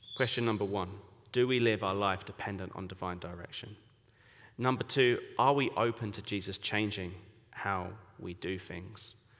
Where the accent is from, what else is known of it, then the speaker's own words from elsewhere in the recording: Colchester, East of England, United Kingdom; accent: English; moved away as an adult; now in Bangkok, Thailand; I grew up in Colchester, England.